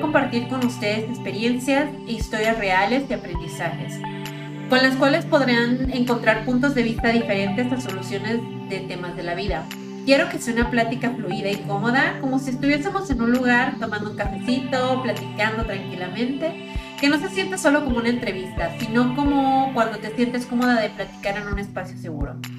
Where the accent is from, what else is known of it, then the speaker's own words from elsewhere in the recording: Mexico; soy mexicana